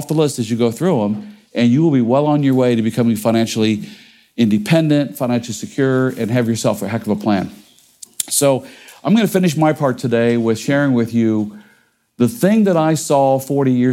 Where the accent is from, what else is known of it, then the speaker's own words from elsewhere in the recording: Cincinnati, Ohio, United States; I grew up in Cincinnati, Ohio